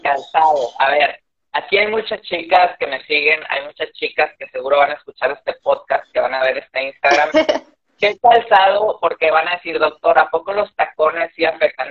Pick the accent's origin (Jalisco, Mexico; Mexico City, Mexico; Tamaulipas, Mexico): Tamaulipas, Mexico; transmitimos aquí desde Tamaulipas, somos norteños orgullosamente